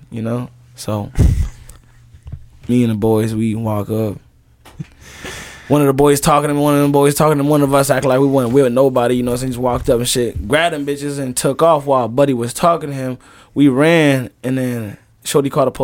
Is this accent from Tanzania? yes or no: yes; Tanzania; also born or lived in Rock Island, Illinois, United States; now in United States; I'm from East side Africa. That's in Tanzania. But that's where, like, I was a refugee